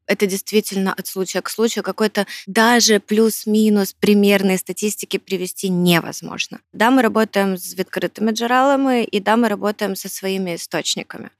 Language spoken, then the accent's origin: Russian; Ukraine; как справжняя украинка